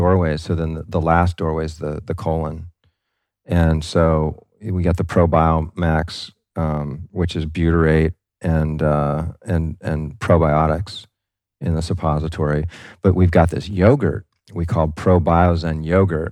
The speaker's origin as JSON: {"language": "English", "town": "Kailua", "region": "Hawaii", "country": "United States", "tie": "born or raised there", "also_born_or_lived": "Camp Lejeune, North Carolina", "moved": "yes", "said": "I grew up in Kailua, which isn't too far from the North Shore"}